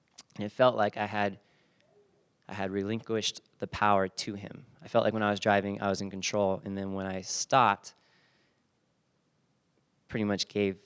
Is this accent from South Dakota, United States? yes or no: no; San Bernardino, California, United States; also born or lived in Fullerton; I grew up in San Bernardino